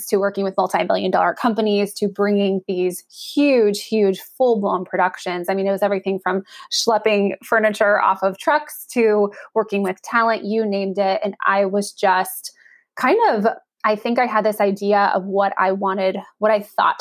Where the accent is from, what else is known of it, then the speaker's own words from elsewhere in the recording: Northern California, United States; I'm from Northern California. We had a NBA team in town.